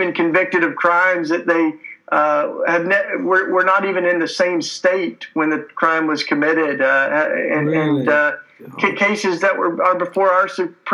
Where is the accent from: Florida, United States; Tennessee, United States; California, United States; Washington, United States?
Tennessee, United States; moved away as an adult; now in Philadelphia, United States; I'm a Tennessee kid. You can tell by my accent. That's why I talk with such a charming, lovely accent. I grew up down south and came up to Philadelphia to go to school.